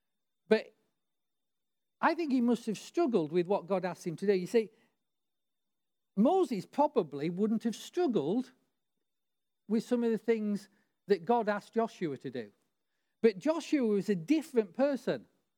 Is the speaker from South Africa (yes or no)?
no; Barrow-in-Furness, North West England, United Kingdom; You know, I grew up near the Barrow shipyards where it took him like 10 years to build aircraft carriers.